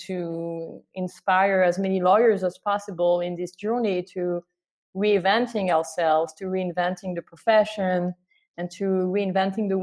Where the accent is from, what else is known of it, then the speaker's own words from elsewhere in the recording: France; moved away as an adult; also born or lived in Canada; I come from France. I was born in France, and I've been living in Canada for the past 10 years